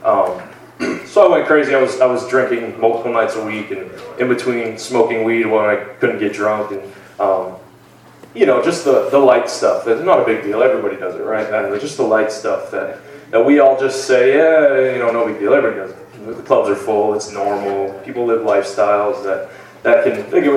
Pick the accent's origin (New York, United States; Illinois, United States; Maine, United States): Maine, United States; Lisbon; also born or lived in Lewiston, Maine; I grew up in Lewiston until I was about 5 years old, I believe, was when we moved out to Lisbon, just the next town over. And that's where I spent most of my life.